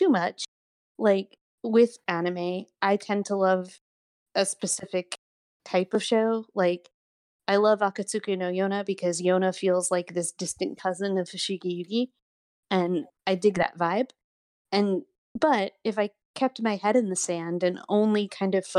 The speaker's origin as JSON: {"language": "English", "region": "New York", "country": "United States", "tie": "born or raised there", "moved": "yes", "lives_now": "Austin, United States", "said": "I grew up in New York."}